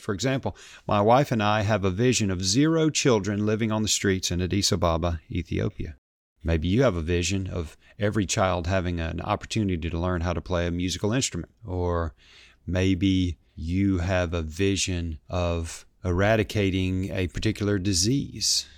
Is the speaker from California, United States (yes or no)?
no; Memphis, Tennessee, United States; here in Memphis, Tennessee, my hometown